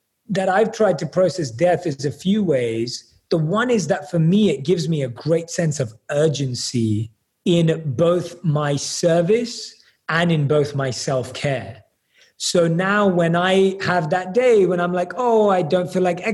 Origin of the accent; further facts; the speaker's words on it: London, United Kingdom; I was born and raised in London